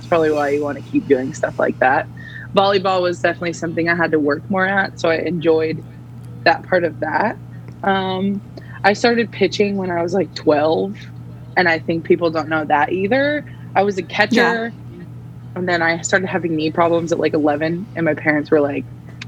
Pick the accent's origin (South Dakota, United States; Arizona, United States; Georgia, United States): Arizona, United States; Phoenix; moved away as an adult; also born or lived in Florida; now in Charlotte, United States; I was born in Phoenix, Arizona, and I was there, and my whole family still lives there.